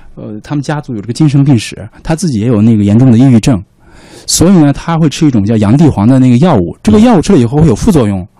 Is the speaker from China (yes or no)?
yes; Northwest China, China; 我们那边就是因为四，古代可以说为西北苦寒之地吧